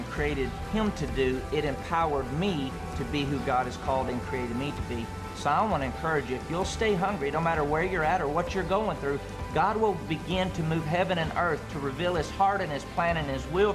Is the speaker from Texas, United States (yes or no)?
yes; Andrews, Texas, United States; I grew up in Andrews, Texas in a great family